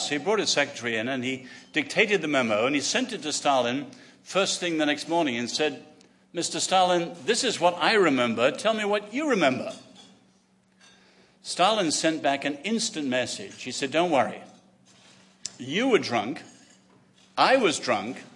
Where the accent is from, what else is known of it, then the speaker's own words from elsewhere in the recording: England, United Kingdom; also born or lived in China; as an Englishman